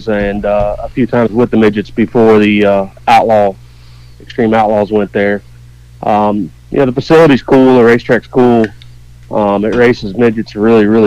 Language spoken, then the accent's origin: English; Indiana, United States; Growing up in Indiana